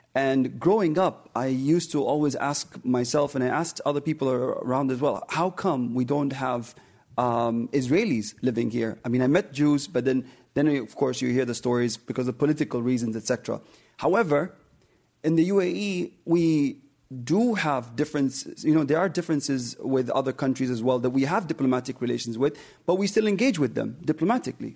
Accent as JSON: {"language": "English", "country": "United Arab Emirates", "tie": "born or raised there", "said": "I'm from the United Arab Emirates"}